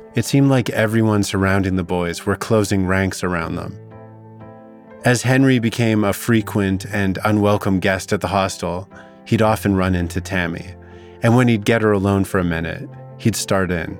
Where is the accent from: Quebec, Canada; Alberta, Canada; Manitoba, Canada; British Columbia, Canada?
British Columbia, Canada; Vernon; my hometown was the perfect setting for two boys with something to hide. Vernon's not just a generous town